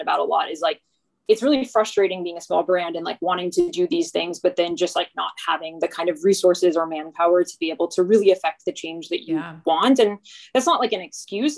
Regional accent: Texas, United States; moved away; also born or lived in New York; growing up in Texas.

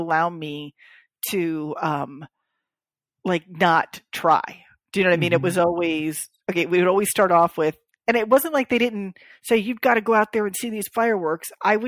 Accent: Florida, United States; born there; because I was born in South Florida.

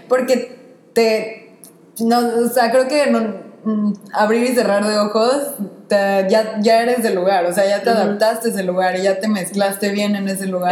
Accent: Mexico; first language Spanish; now in France; yo siendo mexicana y hablando español

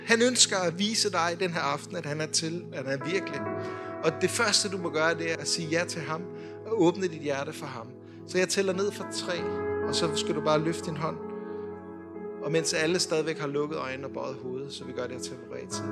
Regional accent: Denmark; vi er jo danskere

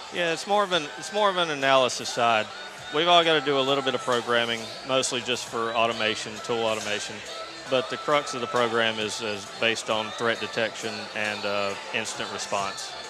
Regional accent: Rutherfordton, North Carolina, United States; I'm from a little town in North Carolina called Rutherfordton.

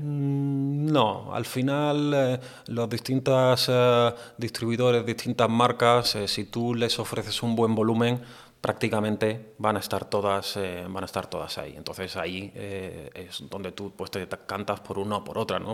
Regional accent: Andalusia, Spain; yo también un poco como andaluz

